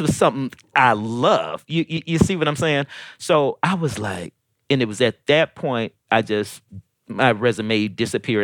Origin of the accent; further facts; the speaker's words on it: Decatur, Georgia, United States; also born or lived in St. Louis, Missouri / Detroit, Michigan; by this time I had made it down to Georgia, so I was starting here in the fourth grade. I'm from St. Louis, and I stayed in Detroit for a minute. You know, very young, and um, ended up in in Georgia